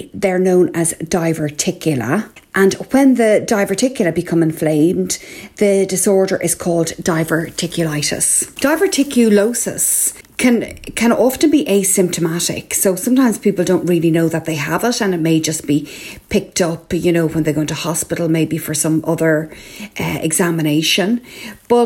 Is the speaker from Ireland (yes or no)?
yes; Ireland